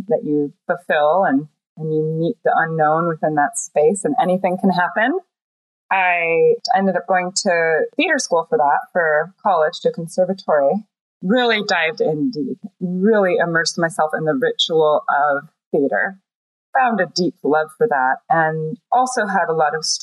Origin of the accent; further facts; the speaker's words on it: East Coast, United States; as a young teenager growing up on the East Coast